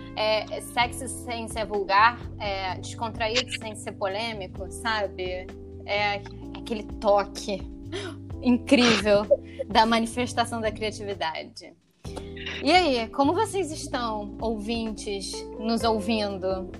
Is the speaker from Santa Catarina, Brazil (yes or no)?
no; Taubaté, São Paulo, Brazil; lá em Taubaté, onde eu nasci, morei, fui criada